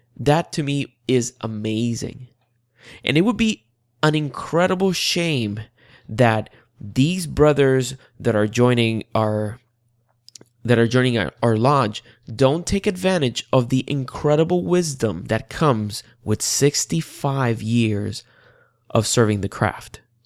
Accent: Puerto Rico; now in Central Florida, United States; I was born and raised in the beautiful island of Puerto Rico

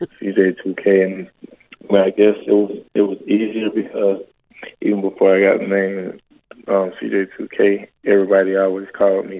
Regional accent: Orlando, Florida, United States; I was able to come back to my hometown and train here

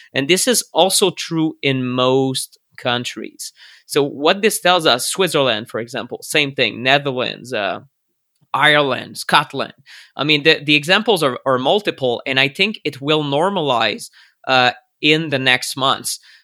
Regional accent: Canada; I'm a Canadian

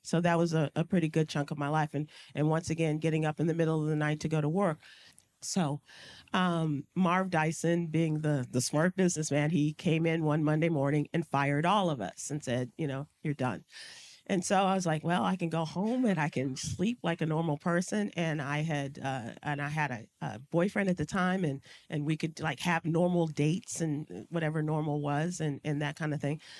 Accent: Chicago, Illinois, United States; a little black girl growing up in Chicago, going to a majority white school

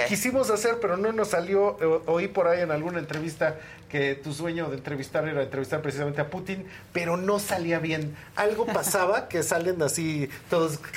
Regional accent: Mexico; para nosotros como mexicanos

